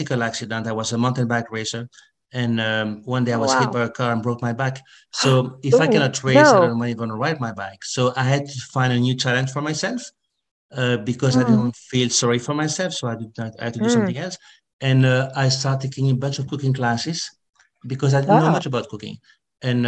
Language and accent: English; Belgium; moved away as an adult; now in Asheville, United States; I'm from Belgium originally and came to Asheville about 25 years ago and to the United States about 35 years ago